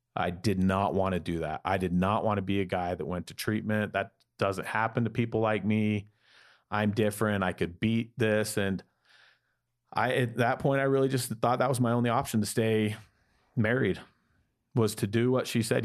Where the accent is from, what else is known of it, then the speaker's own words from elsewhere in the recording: Salt Lake City, Utah, United States; I grew up in Salt Lake City, Utah, in a large Mor-, Mormon family.